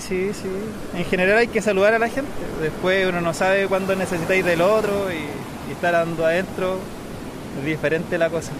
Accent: Santiago, Santiago Metropolitan Region, Chile; moved away as an adult; now in Tarragona, Spain; De Santiago, de Chile

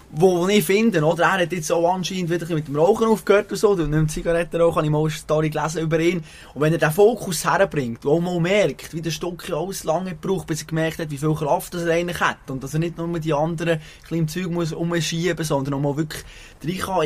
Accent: Bern, Switzerland; als Berner

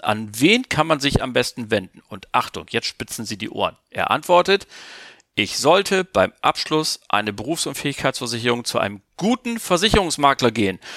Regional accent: Germany; bei uns in Deutschland, die wir ja nach wie vor keine große Investment äh, Bürgerschaft haben, sondern wir sind ein Volk der Sparer

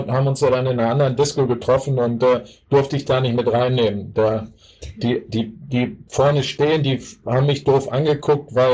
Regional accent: Hanover, Lower Saxony, Germany; Ich bin als, als Niesburger nach Anderten gewechselt, schon als Kind

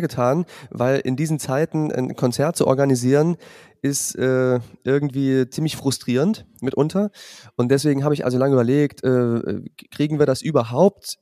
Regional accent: Zwickau, Saxony, Germany; moved away; also born or lived in Jena / Weimar / Fulda; Das ist in Sachsen am Fuß des Erzgebirges. Dort bin ich aufgewachsen

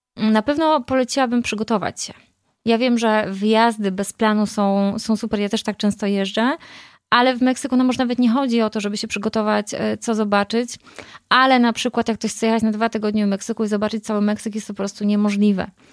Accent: Poland; moved away as an adult; now in Mexico; Ja tak naprawdę wyjechałam z Polski

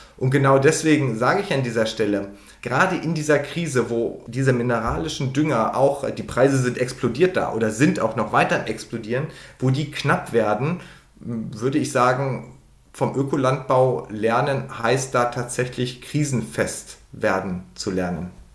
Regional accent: Lower Saxony, Germany; ich komme aus Niedersachsen

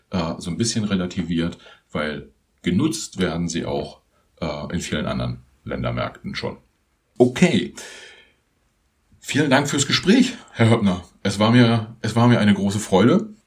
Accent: Germany; Das ist für uns als Deutsche irgendwie schon auch so ein bisschen überraschend

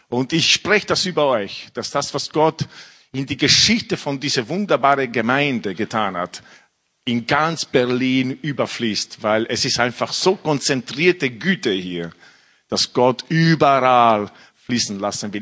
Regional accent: Italy; German is a second language; moved away as an adult; also born or lived in England; now in Austria; ich bin, äh, in Italien aufgewachsen mit einer französischen Mutter

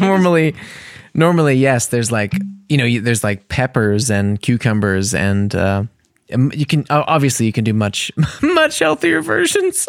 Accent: United States; for me as an American

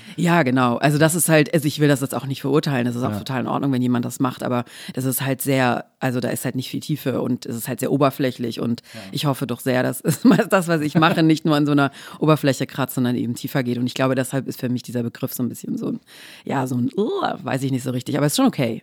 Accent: Swabia, Baden-Württemberg, Germany; ich komme aus dem Schwabenländle

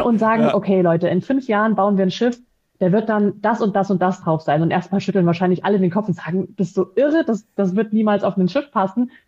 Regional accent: Dresden, Saxony, Germany; moved away as an adult; now in Frankfurt, Germany; ich bin in der Gastronomie groß geworden, im elterlichen Betrieb, komme ursprünglich aus Dresden, bin aber schon jetzt äh, 14 Jahre hier in, in Frankfurt beheimatet

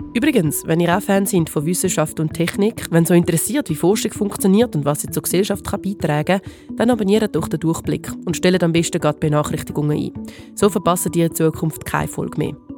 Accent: Switzerland; bei uns in der Schweiz

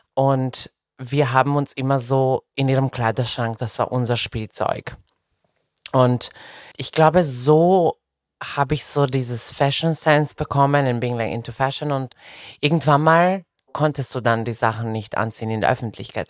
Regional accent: Serbia; moved away; also born or lived in Belgrade, Serbia; meine Eltern haben mich mit 14 einfach nach Belgrad alleine geschickt äh, auf, ein, auf eine Schule

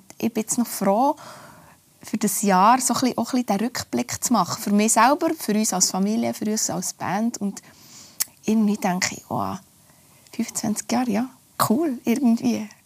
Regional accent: Oberlangenegg, Bern, Switzerland; Und andererseits ist es sicher auch mein Umfeld, wo ich aufgewachsen bin, meine Eltern, meine Großeltern oder Ort. Oberlangenegg ist es ein, ein kleines Dörfli, wo jeder jeden kennt

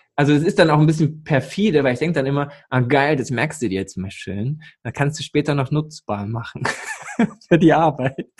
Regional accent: East Germany, Germany; moved away; als alter Ossi, so geboren in der DDR, aufgewachsen, dann mit 13 die Wende

